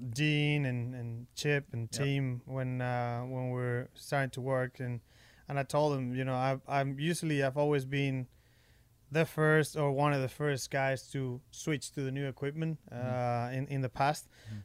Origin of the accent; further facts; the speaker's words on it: Spain; English is a second language; I was brought up back in Spain at our home course.